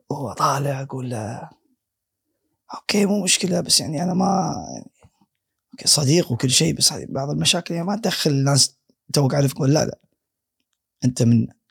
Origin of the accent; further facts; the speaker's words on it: Kuwait; انا من الكويت